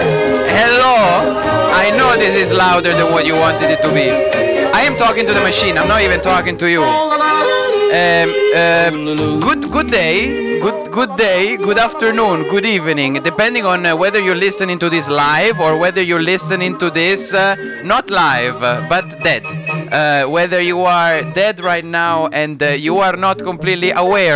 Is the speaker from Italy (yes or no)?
yes; Italy; accent: Italian; my Italian accent